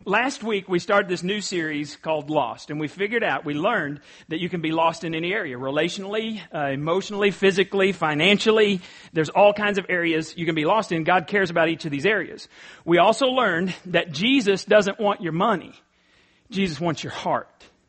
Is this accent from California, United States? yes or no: no; East Texas, United States; I'm from East Texas